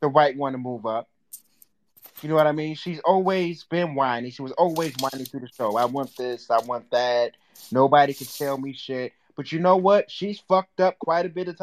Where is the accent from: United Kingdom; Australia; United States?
United States; Minnesota; I'm from Minnesota